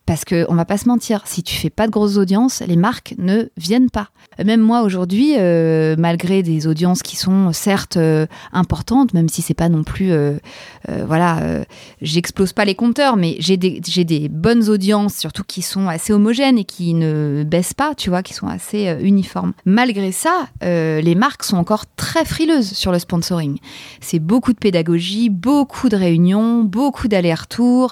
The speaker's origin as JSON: {"language": "French", "town": "Paris", "region": "Île-de-France", "country": "France", "said": "je suis parisienne, j'ai 41 ans"}